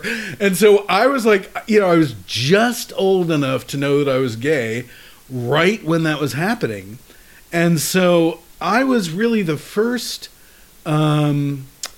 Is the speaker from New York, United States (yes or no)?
yes; New York City, New York, United States; moved away as an adult; now in San Francisco, United States; In Queens, in New York City